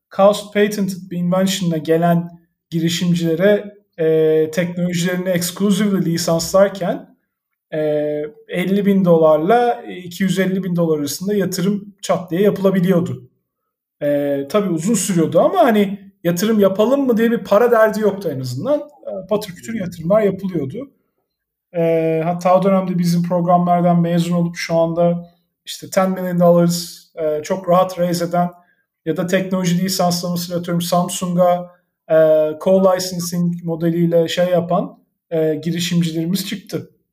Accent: İzmir, Turkey; moved away as an adult; also born or lived in Ankara / Istanbul / San Francisco; ben İzmirliyim

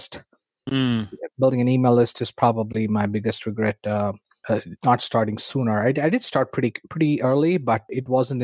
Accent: India; moved away as an adult; I was born and raised in India

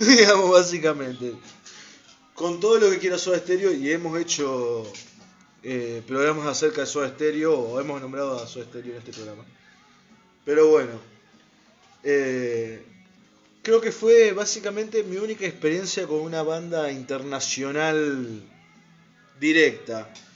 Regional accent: Santa Fe, Argentina; Nosotros somos de Argentina, nacimos acá en Santa Fe

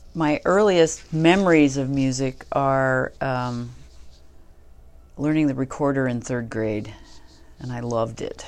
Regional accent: Vermont, United States; moved away; I'm from Vermont

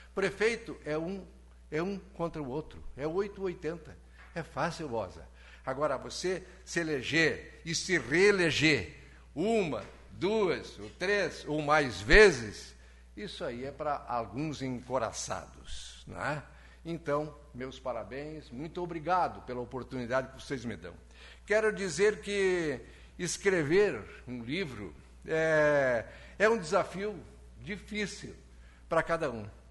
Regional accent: Lagoa Vermelha, Rio Grande do Sul, Brazil

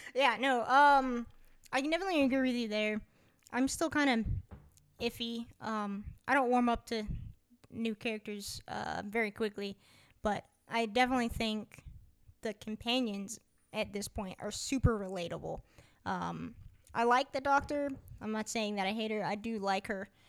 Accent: United States; we're American

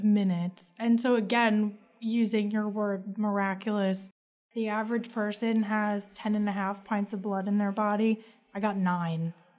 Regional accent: Marlboro, New Jersey, United States; I am from Marlborough, New Jersey

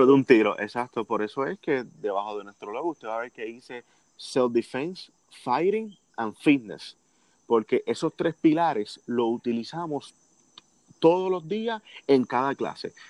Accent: Puerto Rico; siendo el primer puertorriqueño

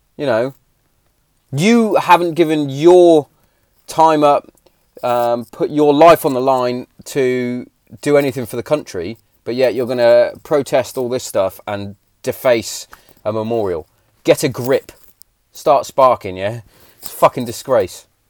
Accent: England, United Kingdom; us as English Englishmen

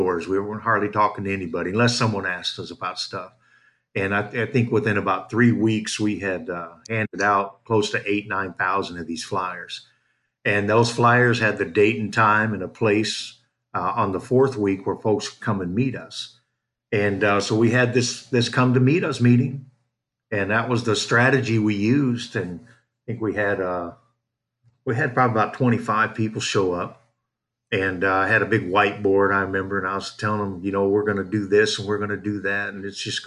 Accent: United States; moved away as an adult; also born or lived in Campeche, Mexico / Chetumal, Mexico; now in Mérida, Mexico; we're from Washington

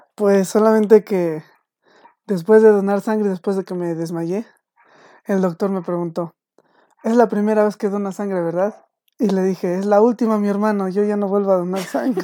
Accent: Mexico; uno como mexicano

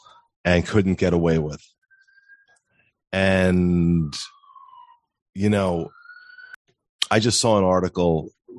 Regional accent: New Jersey, United States; Well, I'm from New Jersey.

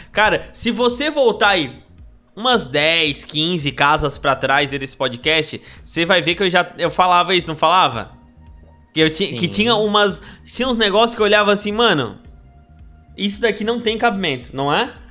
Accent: Brazil; a gente é brasileiro

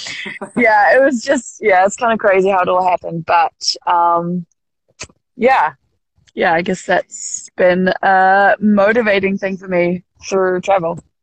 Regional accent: Auckland, New Zealand; I grew up in in West Auckland, which is the kind of like top, uh, like mid, uh, maybe just higher than mid part of the North Island.

